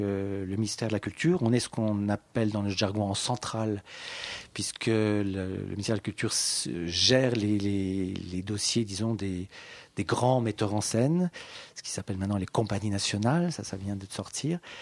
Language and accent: French; Paris, Île-de-France, France; also born or lived in Saint-Étienne; je suis parisien